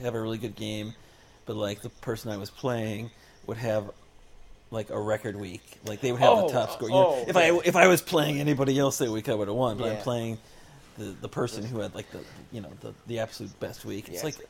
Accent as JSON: {"language": "English", "region": "Florida", "country": "United States", "also_born_or_lived": "Melbourne, Florida", "said": "we're from Florida and we've been through hurricanes"}